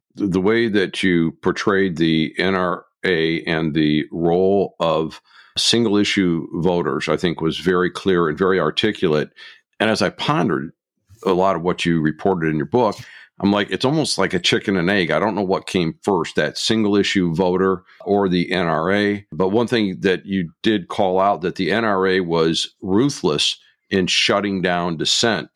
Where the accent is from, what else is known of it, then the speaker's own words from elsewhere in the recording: Michigan, United States; my home state of Michigan